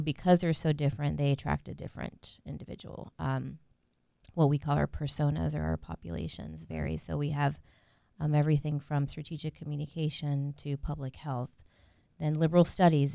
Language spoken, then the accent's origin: English; Central Florida, United States; also born or lived in Puerto Rico / North Carolina / Australia; So I grew up in Central Florida